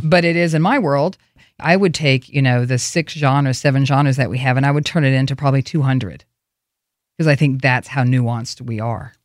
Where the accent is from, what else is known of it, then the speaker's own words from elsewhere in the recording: Oklahoma, United States; accent: southern; moved away; I grew up in this little town